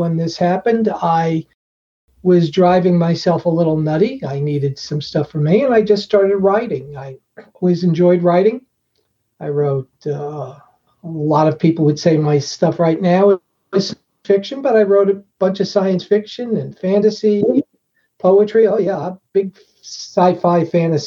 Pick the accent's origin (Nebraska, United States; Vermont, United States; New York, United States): New York, United States; Long Island; Growing up on Long Island